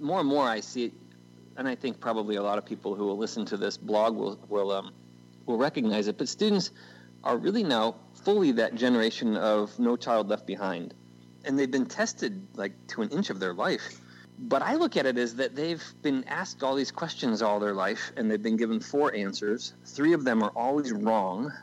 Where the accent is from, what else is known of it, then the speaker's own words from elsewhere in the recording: United States; also born or lived in Middle East; my fellow Americans